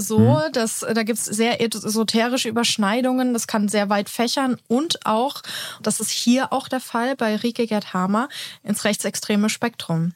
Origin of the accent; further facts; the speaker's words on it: Germany; bei uns in Deutschland